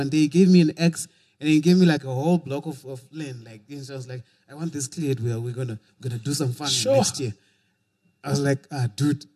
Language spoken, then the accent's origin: English; Bulawayo, Zimbabwe; also born or lived in Kwekwe; I was born in Kwekwe. Went to Bulawayo as a little youth.